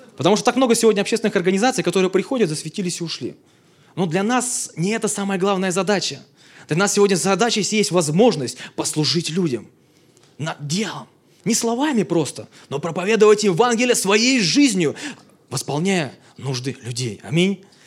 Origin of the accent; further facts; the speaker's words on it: Belovo, Kemerovo Oblast, Russia; now in Moscow, Russia; я сам из Сибири, в городе Белово